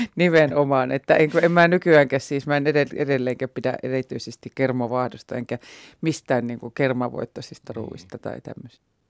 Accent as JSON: {"language": "Finnish", "town": "Joensuu", "region": "North Karelia", "country": "Finland", "tie": "born or raised there", "moved": "as an adult", "said": "mä muutin itse pois Joensuusta"}